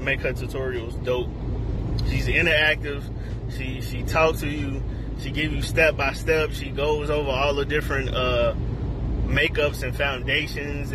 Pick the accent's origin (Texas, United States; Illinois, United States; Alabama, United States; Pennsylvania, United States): Illinois, United States; Chicago; moved away as an adult; I'm from Chicago, South Side all day, joined the Navy when I was 20